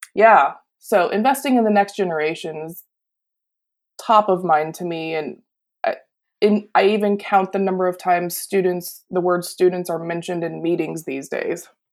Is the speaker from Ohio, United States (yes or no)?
no; Pennsylvania, United States; I grew up in Pennsylvania, and our family is Polish